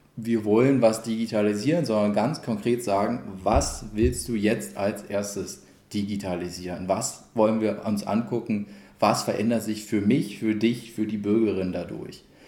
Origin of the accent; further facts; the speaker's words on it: Cottbus, Brandenburg, Germany; Ich bin 94 hergezogen. Wer hoch und runter rechnet, dem wird auffallen, dass im Alter, wo man da nicht gerade selbstbestimmt äh, über sowas entscheidet. Aber ich äh, bin absolut selbstbestimmt seitdem durchgehend immer in Cottbus geblieben